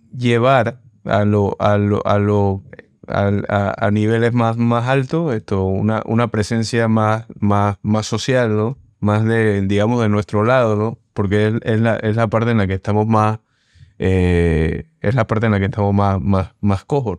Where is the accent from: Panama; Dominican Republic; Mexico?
Panama